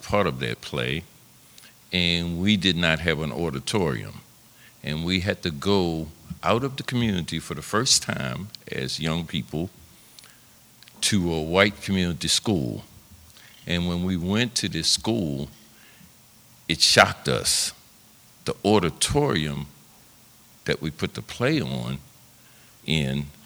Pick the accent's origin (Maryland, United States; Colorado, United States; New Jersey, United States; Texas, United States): Maryland, United States; Baltimore; I grew up in West Baltimore near Pennsylvania Avenue.